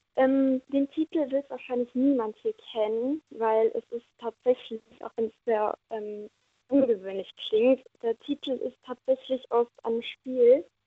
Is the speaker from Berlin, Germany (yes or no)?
no; Neumagen-Dhron, Rhineland-Palatinate, Germany; Neumagen-Drohn komme ich her.